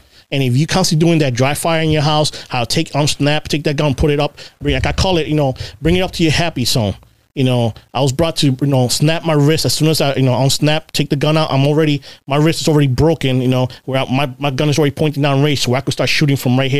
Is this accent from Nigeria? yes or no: no; Puerto Rico; now in United States; I wasn't in patrol for 6 months when I came from Puerto Rico before I was in the flex unit